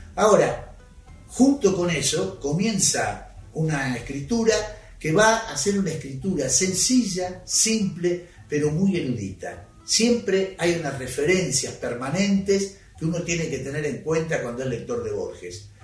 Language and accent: Spanish; Argentina; los argentinos